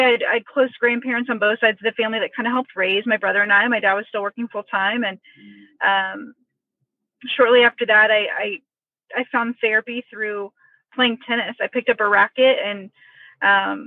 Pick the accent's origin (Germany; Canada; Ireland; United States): United States; Indianapolis, Indiana; I'm born and raised in Indianapolis to an awesome, incredible, close family.